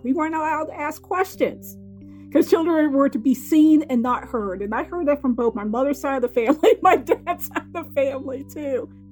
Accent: Boston, Massachusetts, United States; moved away; also born or lived in Tuscaloosa, Alabama; I grew up in Boston, Massachusetts, and then the South Shore of Boston

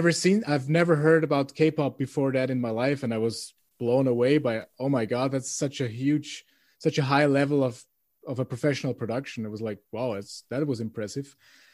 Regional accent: Vienna, Austria; English is a second language; I'm from Vienna, but all of my bands and customers are from all over the world, but nobody was from Austria.

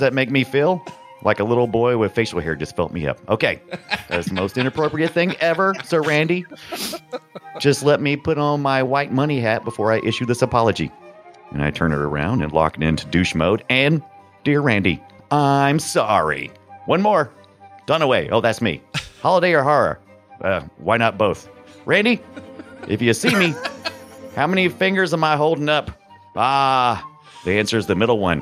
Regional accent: United States; I'm American

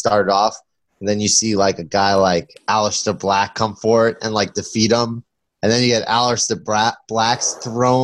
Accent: Long Island, New York, United States; I'm from Long Island

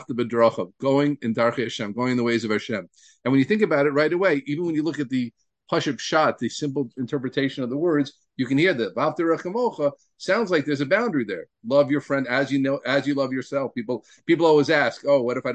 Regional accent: Deal, New Jersey, United States; I grew up in Dill, New Jersey

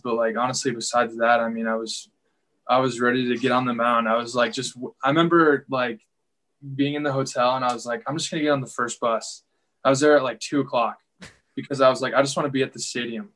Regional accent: Chicago, Illinois, United States; I was from the Chicago area

